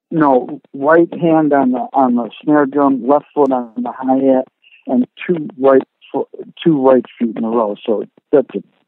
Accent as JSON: {"language": "English", "town": "Rochester", "region": "New York", "country": "United States", "tie": "born or raised there", "said": "growing up in Rochester"}